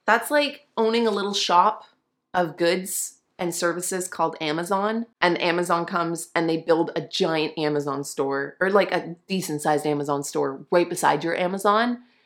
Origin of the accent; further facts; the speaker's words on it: Canada; now I'm a Canadian and my business is incorporated in Canada